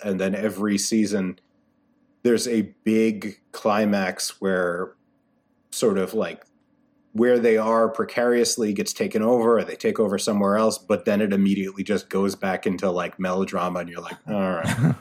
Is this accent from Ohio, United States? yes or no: no; New York City, New York, United States; moved away as an adult; now in Connecticut, United States; I grew up in Brooklyn.